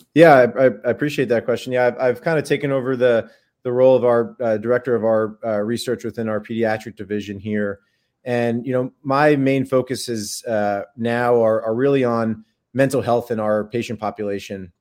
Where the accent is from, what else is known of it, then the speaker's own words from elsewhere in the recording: Long Island, New York, United States; moved away as an adult; also born or lived in Baltimore, Maryland / San Diego, California; now in Durham, United States; I grew up in New York, uh, in Long Island, in the suburbs of New York City.